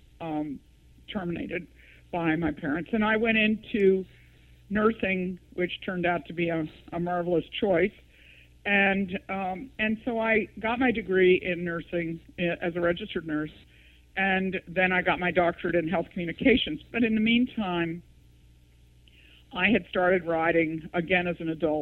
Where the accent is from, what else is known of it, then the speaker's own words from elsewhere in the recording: East Coast, United States; I grew up in the East, in the East Coast